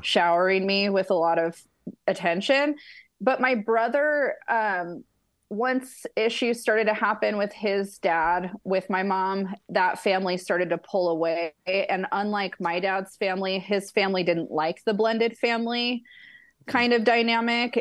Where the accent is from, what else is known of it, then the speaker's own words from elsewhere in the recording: Ellensburg, Washington, United States; now in Yucca Valley, United States; I was raised in Ellensburg, Washington